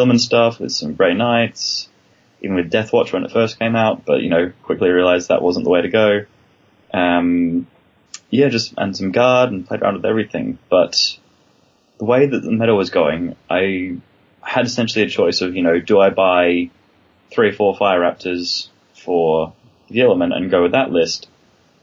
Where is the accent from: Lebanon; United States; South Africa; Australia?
Australia; Perth, Western Australia; moved away as an adult; also born or lived in Melbourne, Australia; now in London, United Kingdom; I'm originally from Perth and then Melbourne, and then came over to London about 2.5 years ago